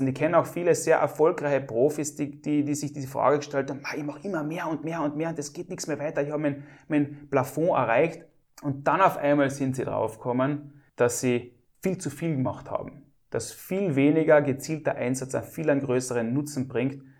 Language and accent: German; Klagenfurt, Carinthia, Austria; bei uns in Klagenfurt oder in Kärnten oder in Österreich oder in Europa